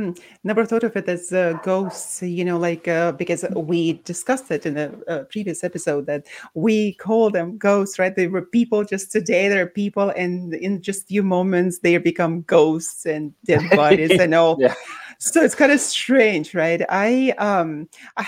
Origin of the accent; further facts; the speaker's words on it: Baku, Azerbaijan; moved away; born and raised in Baku, Azerbaijan, but that's also with a Russian background.